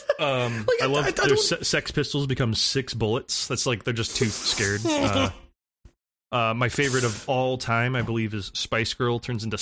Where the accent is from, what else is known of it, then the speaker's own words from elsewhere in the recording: United States; an American citizen